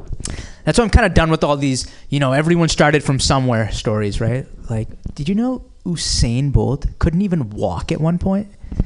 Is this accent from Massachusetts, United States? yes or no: yes; Boston, Massachusetts, United States; moved away; I am from the Boston area originally.